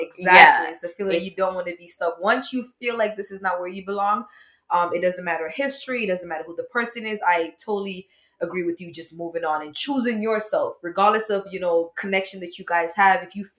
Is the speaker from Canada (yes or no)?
no; Jamaica; Yes, I'm actually from Jamaica.